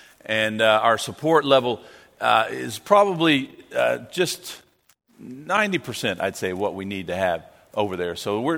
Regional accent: Penrith, North West England, United Kingdom; now in Australia; Scottish and English? Yes, definitely. Especially when I grew up in Penrith, we had some in our church there, and they migrated to Australia

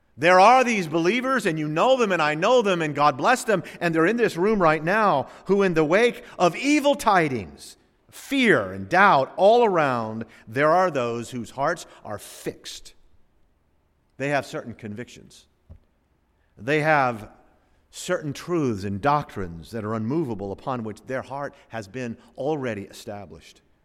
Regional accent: the South, United States; also born or lived in West Palm Beach / Chicago; I grew up in the South

